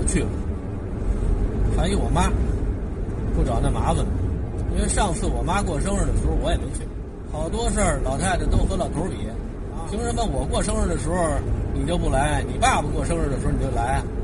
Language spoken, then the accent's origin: Chinese; Heilongjiang, China; moved away; 黑龙江我出生的地方